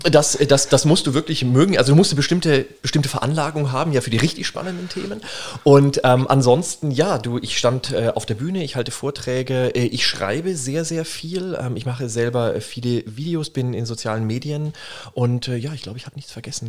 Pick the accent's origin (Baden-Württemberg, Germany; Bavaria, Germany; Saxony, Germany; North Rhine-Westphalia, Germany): Bavaria, Germany; Würzburg; also born or lived in Berlin; ich komme aus Würzburg